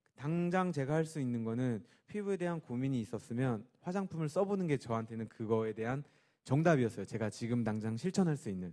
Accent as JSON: {"language": "Korean", "town": "Wonju", "region": "Gangwon", "country": "South Korea", "tie": "born or raised there", "moved": "as an adult", "lives_now": "Seoul, South Korea", "said": "제가 강원도에서만 29년을 넘게 살았어요"}